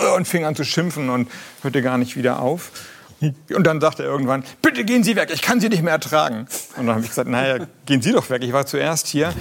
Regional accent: Kiel, Schleswig-Holstein, Germany; moved away as an adult; now in Flensburg, Germany; ich bin zwar in Kiel geboren

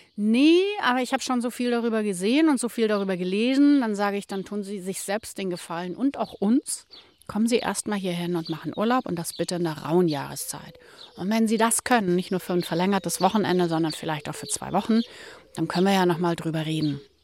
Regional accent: Ismaning, Bavaria, Germany; now in Hallig Hooge, Germany; ich meinen Heimatort Ismaning bei München liebe

